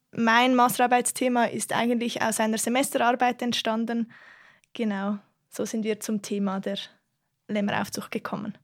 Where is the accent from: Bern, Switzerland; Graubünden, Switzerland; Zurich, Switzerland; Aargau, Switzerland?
Aargau, Switzerland; ich komme aus dem Kanton Aargau